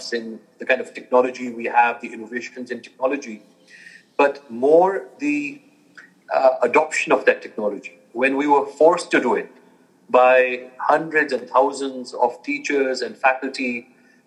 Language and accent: English; Germany; moved away as an adult; also born or lived in United States / New York; I was born and raised in Germany, 18 years there, and then went for university to the U.S.